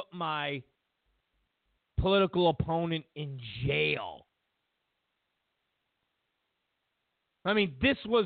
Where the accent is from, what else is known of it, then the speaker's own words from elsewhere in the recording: New York, United States; I'm from New York